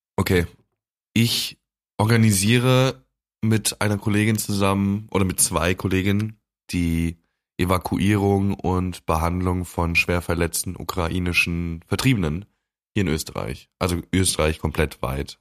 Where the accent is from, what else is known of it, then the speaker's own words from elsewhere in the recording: Germany; bei uns in Deutschland